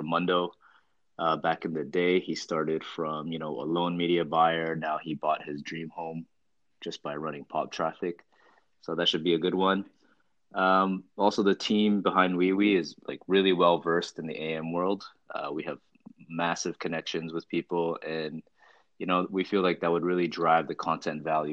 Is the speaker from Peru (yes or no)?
no; Toronto, Ontario, Canada; moved away as an adult; now in Bangkok, Thailand; I was born and raised in Toronto, Canada, and now based in Bangkok.